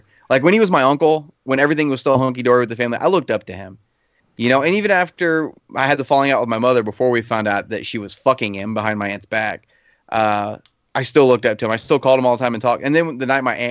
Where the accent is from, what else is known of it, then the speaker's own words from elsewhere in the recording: Arkansas, United States; I'm from Arkansas